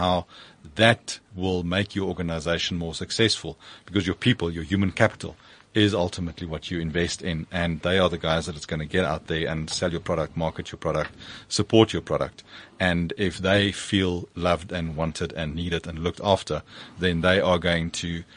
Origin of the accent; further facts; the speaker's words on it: South Africa; As a South African, as a patriot